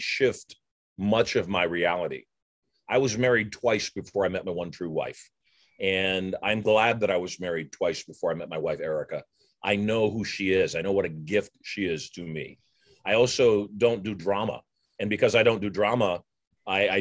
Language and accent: English; Las Vegas, Nevada, United States; My hometown of Las Vegas